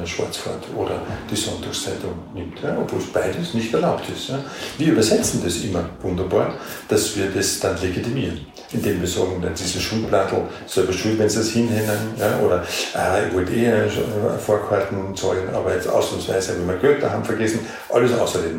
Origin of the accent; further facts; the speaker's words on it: Austria; wir sind da in dieser Bundesarbeitsgemeinschaft integriert, so als Exoten, als Österreicher